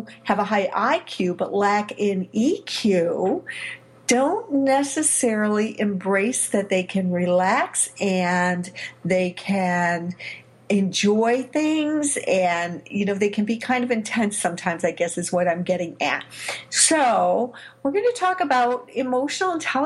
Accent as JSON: {"language": "English", "town": "Chicago", "region": "Illinois", "country": "United States", "tie": "born or raised there", "said": "my hometown, Chicago, Illinois"}